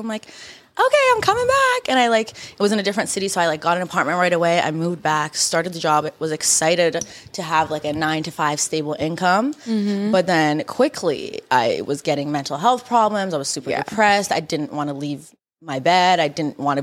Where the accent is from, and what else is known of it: Canada; born or raised there; also born or lived in Iran